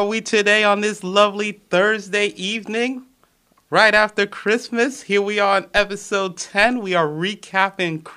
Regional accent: Montreal, Quebec, Canada; I'm from Montreal.

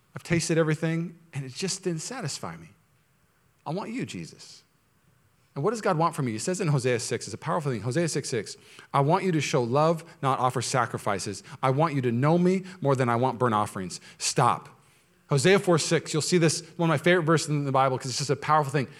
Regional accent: Washington, United States; now in California, United States; I'm from Washington State

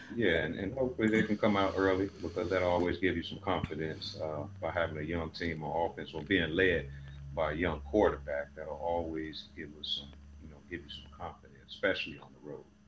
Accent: Chicago, Illinois, United States; also born or lived in Wyoming; now in Houston, United States; I'm originally from Chicago, but I've been in Houston the last few years

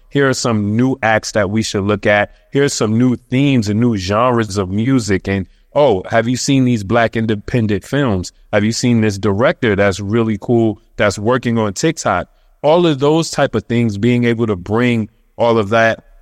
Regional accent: New York City, New York, United States; moved away as an adult; now in Queens, United States; I'm from Brooklyn, um, in particular, linking between Washington and Underhill

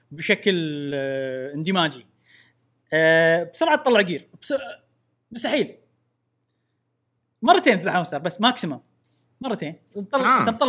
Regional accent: Syria; خلينا البودكاست نلعب انا سوري

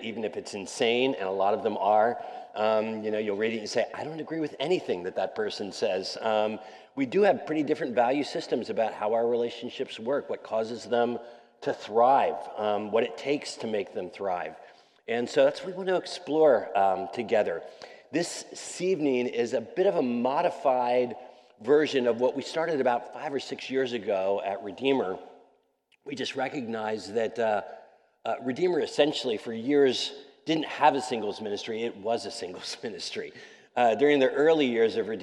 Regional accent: Wilmington, Delaware, United States; moved away as an adult; now in New York City, United States; I'm a Mid-Atlantic kid. I grew up in Wilmington, Delaware, so not too far away from here.

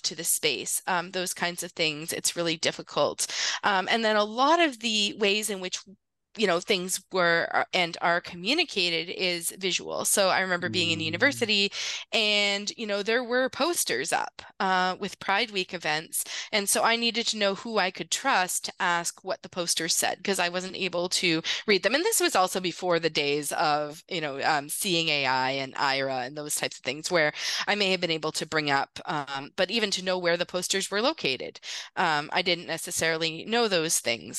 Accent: Northern Ontario, Canada; I grew up in Northern Ontario, so fairly small communities

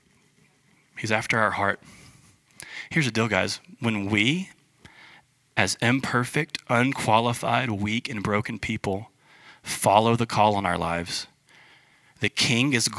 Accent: United States; we're American

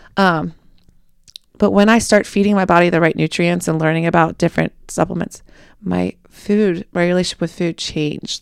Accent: Cincinnati, Ohio, United States; moved away as an adult; now in Kentucky, United States; I'm mostly based in Kentucky, but I'm from Cincinnati

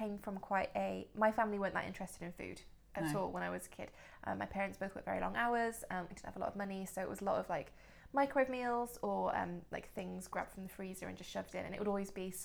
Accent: Wales, United Kingdom; I am Welsh

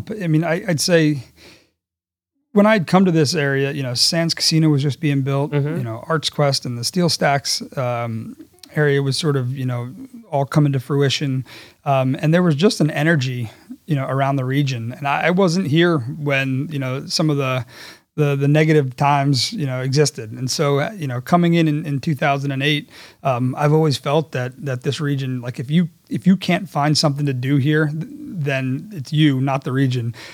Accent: Netherlands; I, I had I'd spent time growing up in the Netherlands.

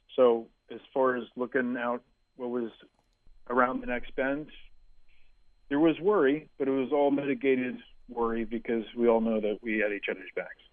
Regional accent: New York City, New York, United States; we grew up in Manhattan

